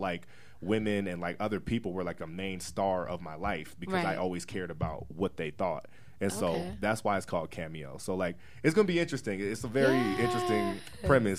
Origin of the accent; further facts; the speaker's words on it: Denver, Colorado, United States; I grew up specifically in Park Hill for the most part